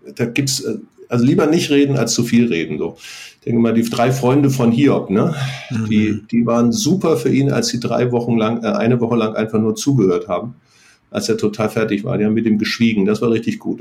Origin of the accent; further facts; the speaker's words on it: North Frisia, Schleswig-Holstein, Germany; Wir sind in Nordfriesland aufgewachsen